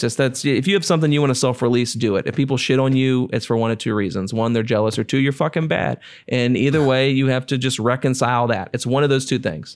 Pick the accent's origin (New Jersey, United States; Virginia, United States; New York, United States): Virginia, United States; Cartersville; I grew up and Cartersville, Virginia, which is a place so small that I tell people I'm from Farmville